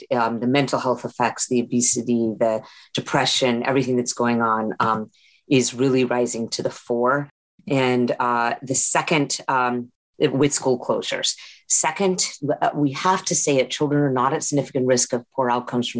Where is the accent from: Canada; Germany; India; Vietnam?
India; moved away; I'm from India, so we have the UK history